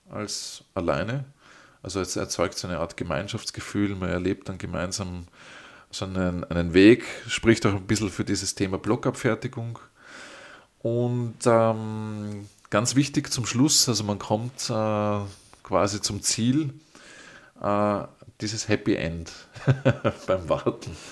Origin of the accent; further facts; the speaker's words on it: Vienna, Austria; ich als Wiener kenne das von den, von den U-Bahn-Stationen.